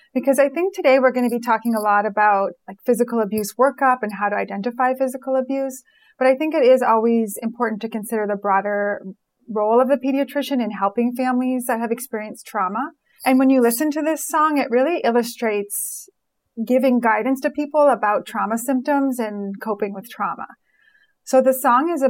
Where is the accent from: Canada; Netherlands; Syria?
Canada; Montreal, Quebec; moved away as an adult; now in Philadelphia, United States; I grew up in Montreal, and in Quebec, there is a law about like all signage has to be in French